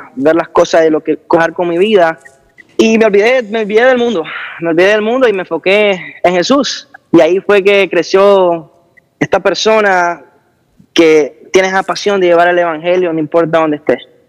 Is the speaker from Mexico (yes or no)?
no; Honduras; soy un joven de Honduras